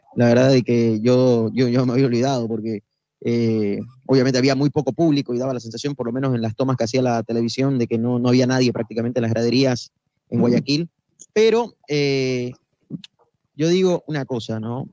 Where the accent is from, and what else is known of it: Bolivia